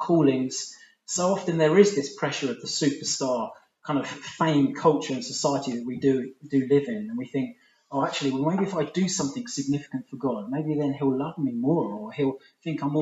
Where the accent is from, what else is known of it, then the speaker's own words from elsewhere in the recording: England, United Kingdom; I'm an English guy.